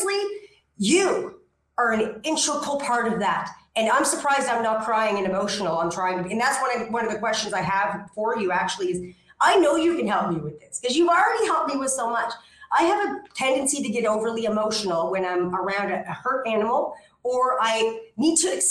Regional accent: Canada; now in Ixtapa, Mexico; I'm actually a Canadian and I live in Ixtapa, Mexico.

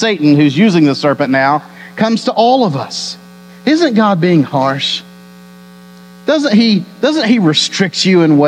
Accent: Texas, United States; I was born and raised in Texas

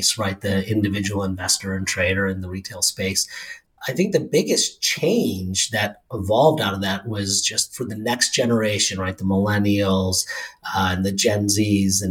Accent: Rochester, New York, United States; now in New York City, United States; I'm from Rochester

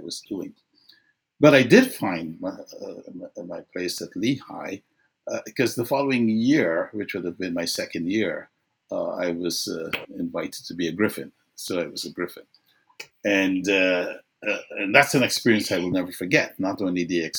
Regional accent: Guyana; moved away as an adult; I grew up in Guyana

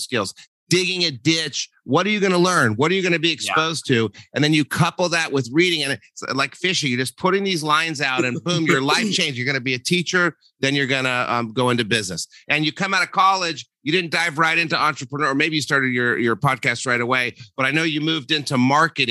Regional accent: New Mexico, United States; I'm from New Mexico

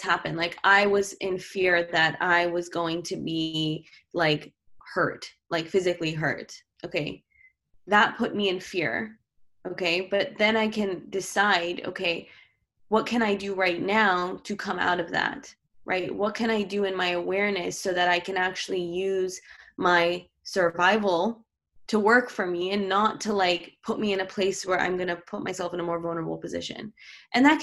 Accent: New York City, New York, United States; I grew up in New York City

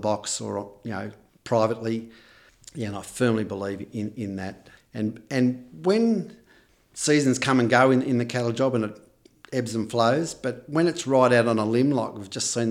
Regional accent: Gippsland, Victoria, Australia; also born or lived in Ballarat; now in Terang, Australia; I actually grew up in Gippsland

